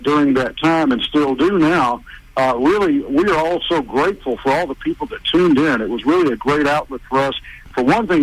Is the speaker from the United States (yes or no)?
yes; Pascagoula, Mississippi, United States; now in Nashville, United States; I grew up on the Gulf Coast, right in the heart of the upper Gulf Coast in Pascagoula, Mississippi